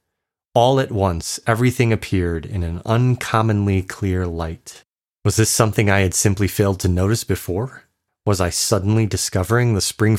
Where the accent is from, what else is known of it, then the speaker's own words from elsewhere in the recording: Chicago, Illinois, United States; moved away; I'm from Chicago